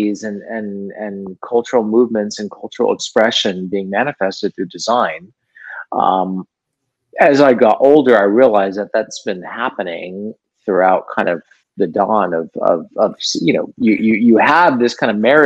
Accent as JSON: {"language": "English", "town": "Los Angeles", "region": "California", "country": "United States", "tie": "born or raised there", "said": "Born and raised in Los Angeles"}